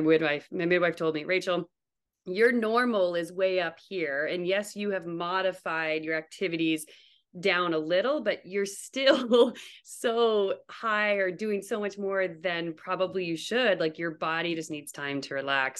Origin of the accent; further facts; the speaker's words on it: New Brunswick, Canada; moved away as an adult; also born or lived in Toronto, Canada; now in Fairbanks, United States; I'm actually from Canada. I'm from New Brunswick. Um, that's where all my family now still lives, but I currently live in Fairbanks, Alaska.